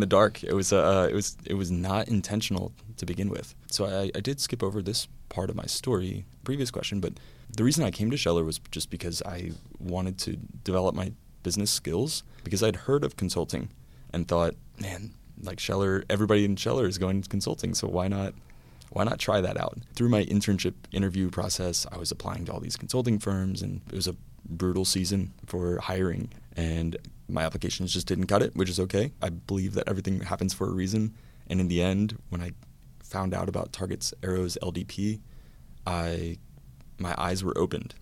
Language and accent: English; Louisiana, United States; moved away as an adult; also born or lived in Georgia / North Carolina; I am a Louisiana native. So I grew up in Louisiana